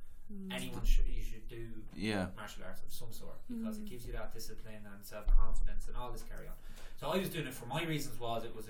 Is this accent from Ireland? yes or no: yes; Drogheda, Leinster, Ireland; moved away as an adult; my hometown of Drogheda